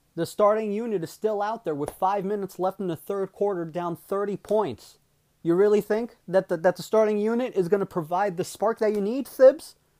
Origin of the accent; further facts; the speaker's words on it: Westchester County, New York, United States; I'm from Westchester